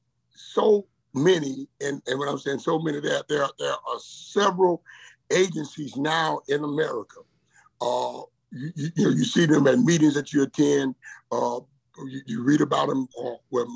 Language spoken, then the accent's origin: English; Port Arthur, Texas, United States; I'm from Port Arthur. I'm your little boy. Born on West 5th Street, raised on West 7th Street